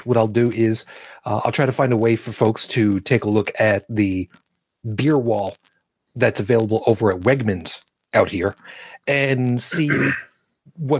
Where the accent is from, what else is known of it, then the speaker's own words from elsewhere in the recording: New York City, New York, United States; I was born in Brooklyn. No, not Brookline, Brooklyn, New York, as in Kings County